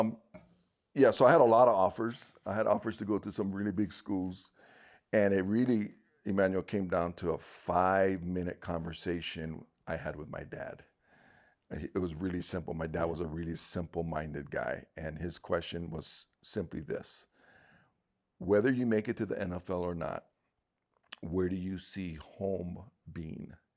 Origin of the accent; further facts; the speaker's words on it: Honolulu, Hawaii, United States; Born and raised in Honolulu, Hawaii